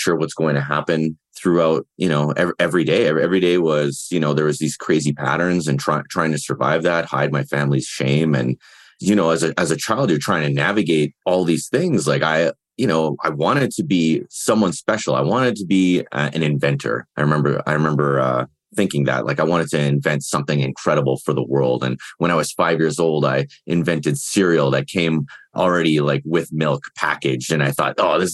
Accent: Winnipeg, Manitoba, Canada; now in Cochrane, Canada; I'm from originally from Winnipeg, Manitoba, Canada, home of the Winnipeg Jets. But now I currently reside in Alberta, just outside of Calgary

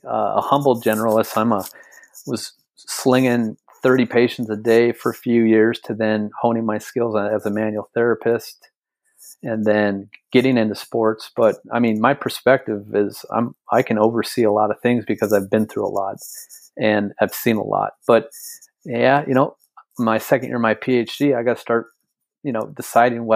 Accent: North Dakota, United States; I'm a kid from North Dakota. I was born and raised in a 100-year-old farm

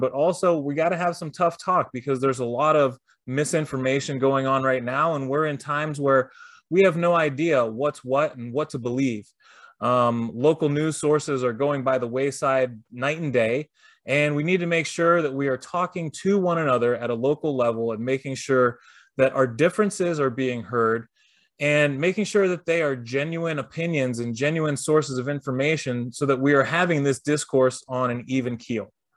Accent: Youngstown, Ohio, United States; moved away as an adult; also born or lived in Canfield / California; eventually I came back to Youngstown

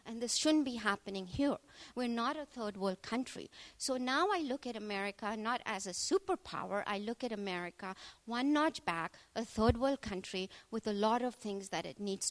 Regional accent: Mumbai, Maharashtra, India; moved away as an adult; now in United States; I came from a very metropolis, cosmopolitan, city called Bombay

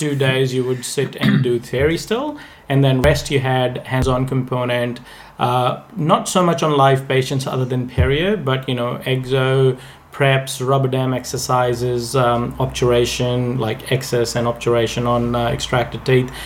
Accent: India; moved away as an adult; I I was born in India. I I was uh, born and bred there, and I lived there.

